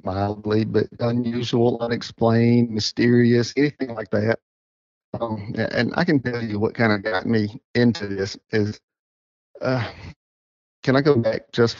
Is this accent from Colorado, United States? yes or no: no; Whitmire, South Carolina, United States; also born or lived in Joanna, South Carolina; Because I'm originally from Whitmire. That's why I went to school, grew up, and all that. I tell everybody I migrated across Indian Creek when I got married. So I ended up in Joanna in 2000.